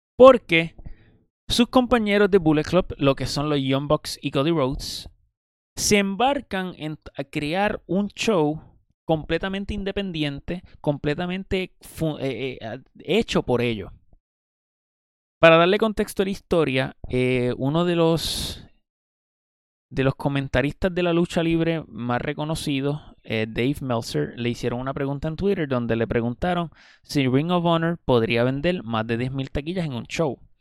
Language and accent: Spanish; Puerto Rico; En Puerto Rico, que es de donde yo soy